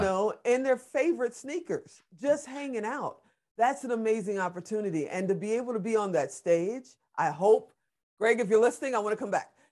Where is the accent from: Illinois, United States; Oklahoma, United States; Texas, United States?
Illinois, United States; Chicago; also born or lived in Gary, Indiana; grew up on the south side of Chicago. I was, uh, born in Gary, Indiana.